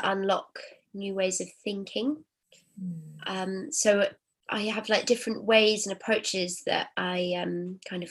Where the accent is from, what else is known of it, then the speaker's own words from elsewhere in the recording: Cornwall and Wiltshire, South West England, United Kingdom; moved away as an adult; also born or lived in Rome; So I grew up sort of between Cornwall and Wiltshire in the countryside. So it was very English